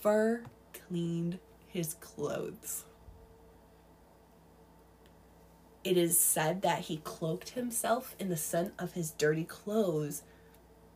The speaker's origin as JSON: {"language": "English", "region": "New York", "country": "United States", "tie": "born or raised there", "said": "I grew up in New York"}